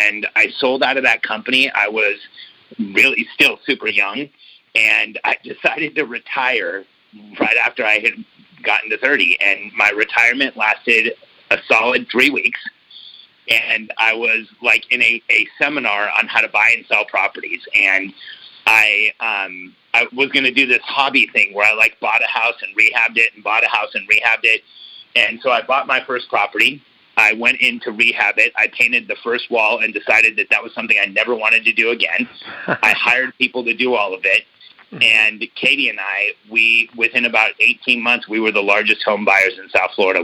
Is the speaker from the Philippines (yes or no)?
no; Mexico City, Mexico; now in United States; I was born in Mexico City